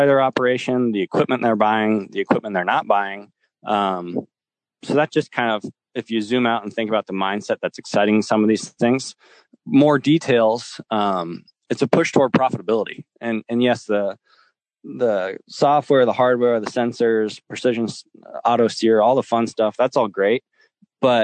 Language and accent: English; Lincoln, Nebraska, United States; I'm from Lincoln, Nebraska, which by any means isn't a big city